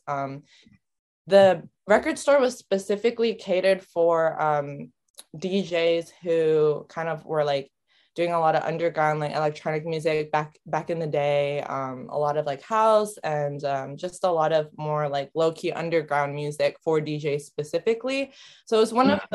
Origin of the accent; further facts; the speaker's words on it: San Francisco, California, United States; moved away as an adult; also born or lived in Japan; now in Tokyo, Japan; I was born in Japan, raised in San Francisco, born in 1997. I'm very much a Bay girl, but currently residing in Tokyo